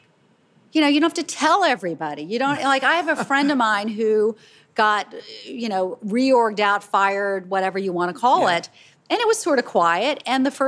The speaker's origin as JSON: {"language": "English", "town": "Charleston", "region": "South Carolina", "country": "United States", "tie": "born or raised there", "said": "a little girl growing up in Charleston, South Carolina"}